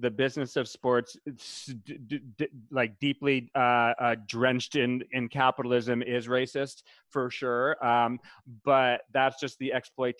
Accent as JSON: {"language": "English", "region": "New England", "country": "United States", "said": "I love controversy. I'm from New England. I know about sports like badminton."}